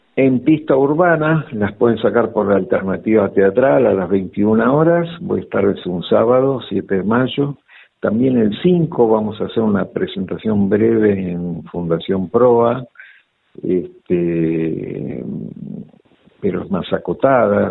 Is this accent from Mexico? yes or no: no; Olivos, Buenos Aires Province, Argentina; En provincia de Buenos Aires, en Olivos. Eh, nací en Capital, pero después mis viejos